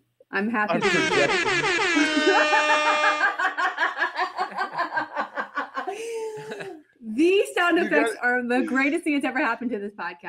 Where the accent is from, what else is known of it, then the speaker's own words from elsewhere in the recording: Florida, United States; also born or lived in New Orleans, Louisiana; I was born in New Orleans, but grew up in Florida.